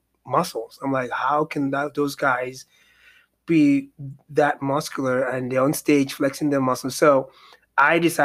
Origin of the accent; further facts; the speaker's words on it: Nigeria; moved away; I'm originally from Nigeria, West Africa.